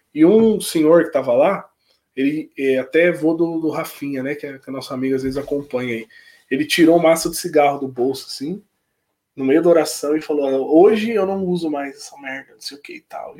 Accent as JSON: {"language": "Portuguese", "town": "Palmeira das Missões", "region": "Rio Grande do Sul", "country": "Brazil", "moved": "as an adult", "said": "lá na minha cidade, por ser uma cidade pequena"}